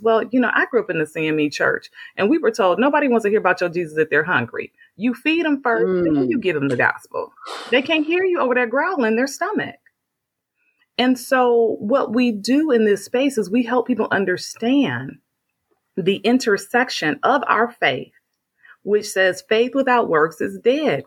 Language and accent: English; Flint, Michigan, United States; I'm from Flint, Michigan